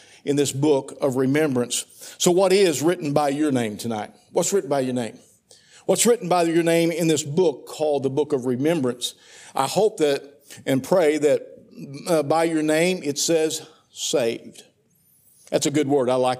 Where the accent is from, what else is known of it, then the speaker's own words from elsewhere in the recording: Poplar Bluff, Missouri, United States; I was born on March the 31st, 1960, at the doctor's hospital in Poplar Bluff, Butler County, Missouri.